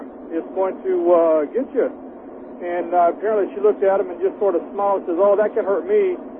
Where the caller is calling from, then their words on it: California, United States; Hey, I'm calling from Central California, driving a truck.